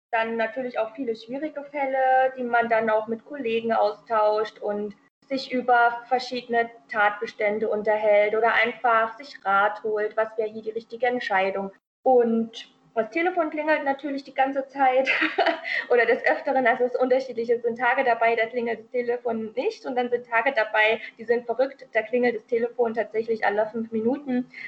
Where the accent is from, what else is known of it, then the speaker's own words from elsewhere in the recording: Thuringia, Germany; also born or lived in Baden-Württemberg; Ich komme ursprünglich äh, aus Thüringen, also ich bin in Thüringen aufgewachsen, wobei ich in Baden-Württemberg auch geboren bin und habe dann in Jena studiert und in Erfurt Referendariat gemacht.